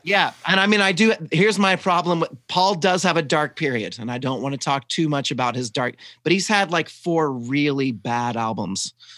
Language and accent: English; the South, United States; I was raised in the South and I'm just trying to cover up my accent